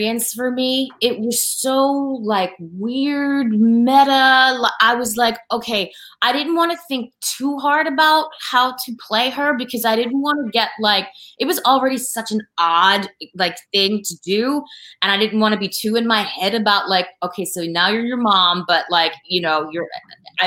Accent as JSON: {"language": "English", "town": "Philadelphia", "region": "Pennsylvania", "country": "United States", "said": "we're from Philly. We're from Philly, like, we're Philly girls"}